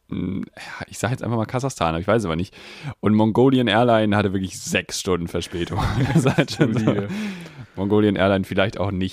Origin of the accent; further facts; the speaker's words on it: Netherlands; Ich bin ja eigentlich Niederländer.